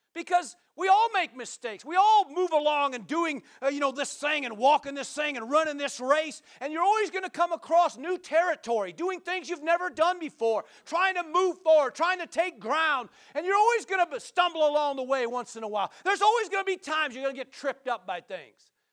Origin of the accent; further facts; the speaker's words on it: Nebraska, United States; now in Oregon, United States; I'm from Nebraska